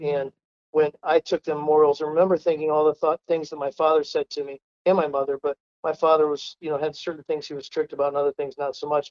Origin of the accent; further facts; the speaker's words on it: Canaan, Ohio, United States; I was raised in Canaan, Ohio, spelled just like the Bible